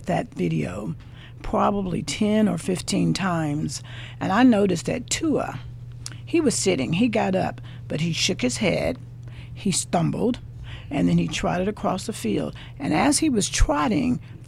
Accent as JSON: {"language": "English", "town": "Huntington", "region": "West Virginia", "country": "United States", "said": "I'm a Marshall University alumni from Huntington, West Virginia"}